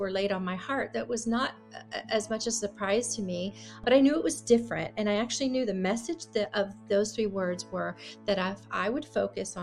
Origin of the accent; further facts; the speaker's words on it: Clearwater, Florida, United States; moved away as an adult; also born or lived in Nashville, Tennessee / California; I grew up in Florida, Tampa Bay, Clearwater area, and lived there my whole life until I moved to Nashville, Tennessee